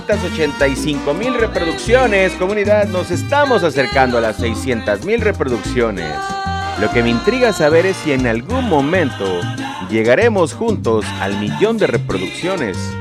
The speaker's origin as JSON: {"language": "Spanish", "country": "Mexico", "said": "soy latino, entonces la sangre latina, el poder el poder latino, el poder mexicano"}